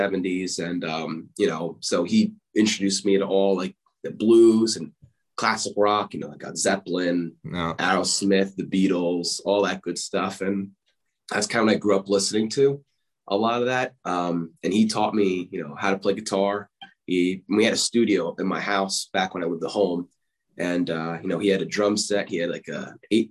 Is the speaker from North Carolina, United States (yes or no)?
no; Whippany, New Jersey, United States; I grew up in a small town, Whippany, in northern New Jersey